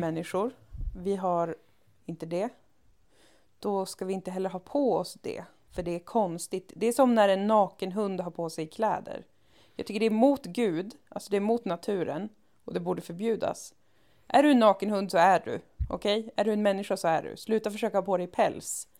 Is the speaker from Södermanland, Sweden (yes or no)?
no; Umeå, Västerbotten County, Sweden; när jag växte upp i Umeå